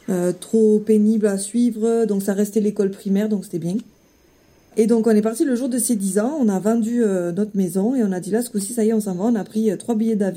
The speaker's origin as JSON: {"language": "French", "town": "Sète", "region": "Occitania", "country": "France", "moved": "as an adult", "lives_now": "Tahiti, French Polynesia", "said": "je suis originaire du sud de la France, donc euh, précisément de Sète dans l'Hérault. Mhm. J'ai 36 ans maintenant."}